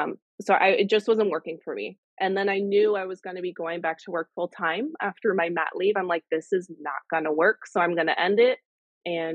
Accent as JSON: {"language": "English", "country": "Canada", "said": "I'm the Canadian reseller"}